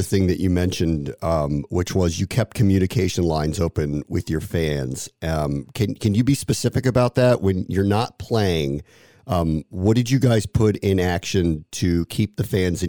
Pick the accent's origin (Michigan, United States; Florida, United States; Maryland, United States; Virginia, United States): Maryland, United States; I grew up in Maryland